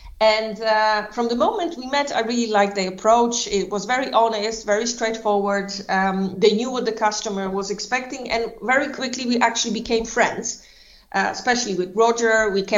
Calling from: Warsaw, Masovian Voivodeship, Poland; I'm actually calling from Warsaw in Poland.

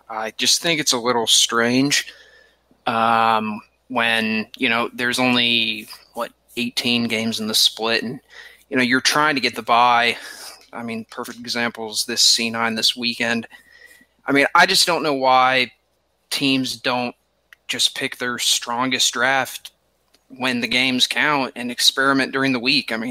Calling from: Lexington, Kentucky, United States; Uh, Lexington, Kentucky.

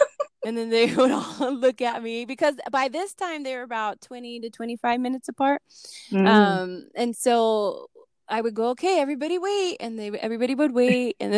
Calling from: New Mexico, United States; I am calling in from New Mexico.

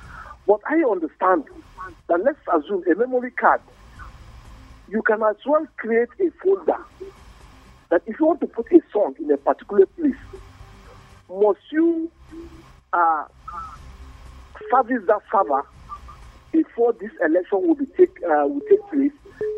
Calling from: Bukuru, Plateau, Nigeria; I'm calling from Bukuru.

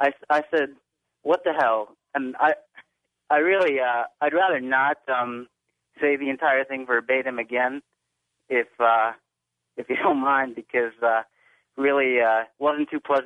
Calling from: Glassboro, New Jersey, United States; I'm calling from Glassboro, New Jersey.

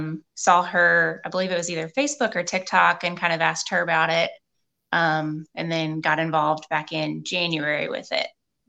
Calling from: Indiana, United States; Southern Indiana.

